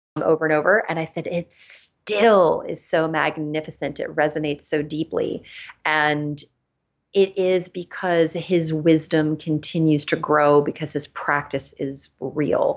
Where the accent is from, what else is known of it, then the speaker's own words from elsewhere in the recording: Los Angeles, California, United States; also born or lived in Germany; I live in Los Angeles. I grew up in Los Angeles as well as in Germany